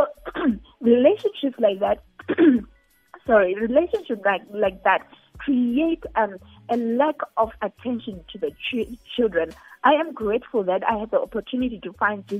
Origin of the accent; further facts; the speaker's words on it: Zimbabwe; I come from Zimbabwe